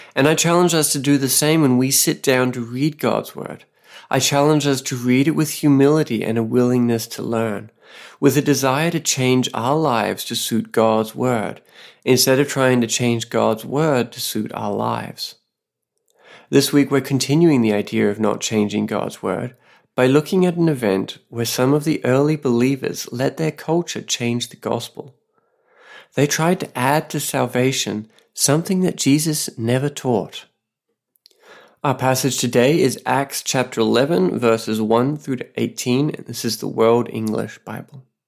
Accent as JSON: {"language": "English", "country": "Australia", "moved": "yes", "lives_now": "Saipan, Northern Mariana Islands"}